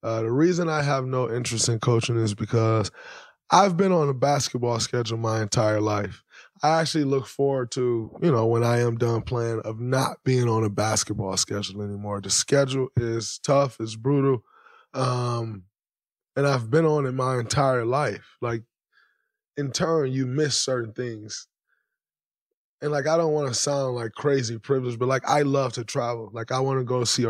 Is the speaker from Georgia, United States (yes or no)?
no; Saginaw, Michigan, United States; moved away; growing up in Saginaw, Michigan